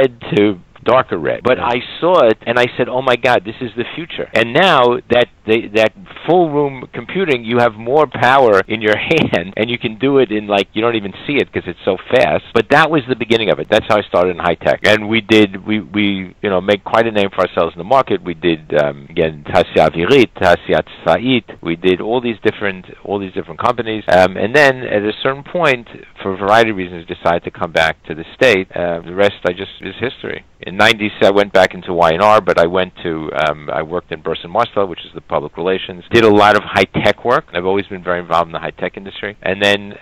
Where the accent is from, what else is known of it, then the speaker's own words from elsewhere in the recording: United States; moved away as an adult; also born or lived in Israel; growing up in America and going to you know, day schools, yeshivot